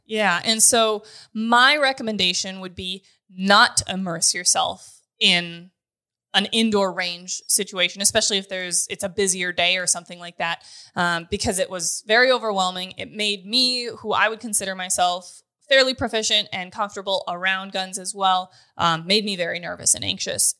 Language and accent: English; North Dakota, United States; moved away as an adult; also born or lived in Grand Forks, North Dakota; now in Kansas, United States; I'm born and raised in North Dakota, went to college in Grand Forks